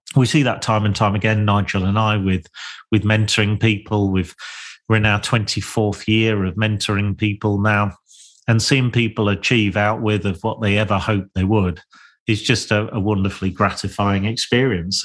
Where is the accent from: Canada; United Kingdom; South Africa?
United Kingdom; Lincolnshire, East Midlands; I was born and bred in Lincolnshire